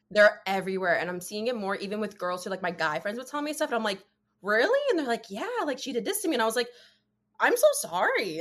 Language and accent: English; New Jersey, United States; I am 24. I am from New Jersey